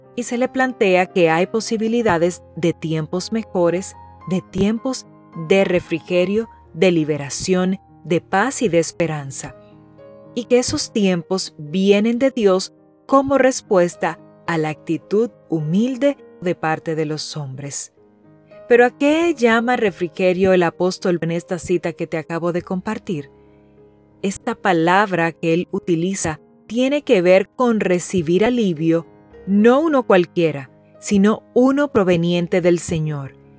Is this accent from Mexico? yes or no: no; Dominican Republic; Mi tierra es hermosa y también es muy calurosa.